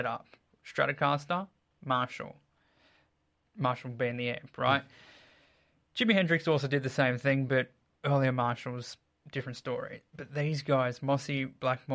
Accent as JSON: {"language": "English", "town": "Sydney", "region": "New South Wales", "country": "Australia", "tie": "born or raised there", "said": "growing up in Sydney back in the day"}